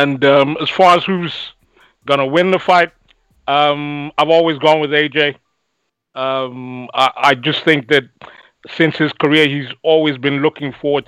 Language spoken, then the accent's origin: English; London, United Kingdom; I'm from London